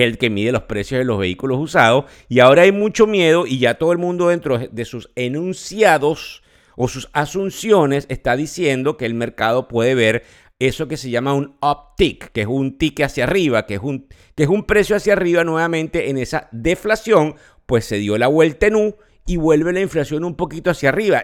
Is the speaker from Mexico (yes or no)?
no; Venezuela; now in United States; El país donde yo nací, Venezuela